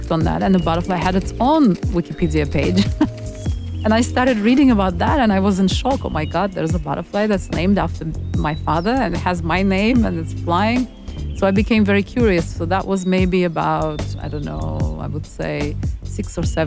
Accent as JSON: {"language": "English", "town": "Baku", "country": "Azerbaijan", "tie": "born or raised there", "said": "where I was born is the capital, the city of Baku, and it's on the Caspian Sea. It was part of Soviet Union for 75 long, very long years, and gained its independence in 91. And I was born in Soviet Union and grew up in Soviet Union, so I spent most of my childhood in Soviet Azerbaijan"}